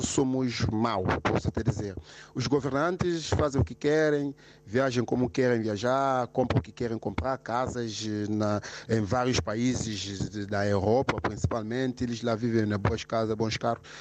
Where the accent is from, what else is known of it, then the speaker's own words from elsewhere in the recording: São Tomé & Príncipe; now in Portugal; na minha terra, Santo Meio Príncipe, a qual eu tenho muita saudade de lá estar. Pronto, estou cá em Portugal